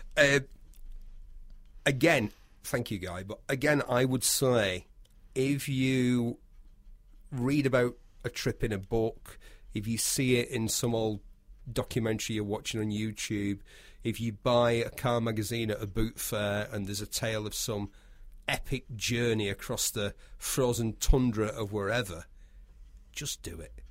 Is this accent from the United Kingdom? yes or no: yes; United Kingdom; We are British